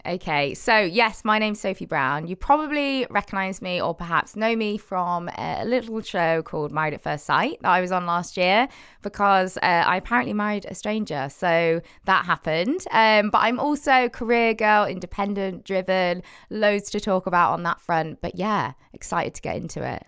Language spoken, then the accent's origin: English; Cheltenham, South West England, United Kingdom; moved away as an adult; now in Manchester, United Kingdom; Cheltenham, Cotswolds, go. Born and raised, and then I live in Manchester last six years.